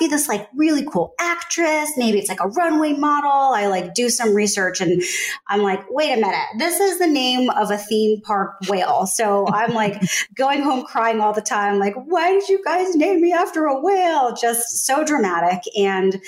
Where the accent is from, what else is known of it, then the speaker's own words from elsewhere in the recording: Northern New Jersey, United States; growing up in Northern New Jersey, I didn't look like anyone else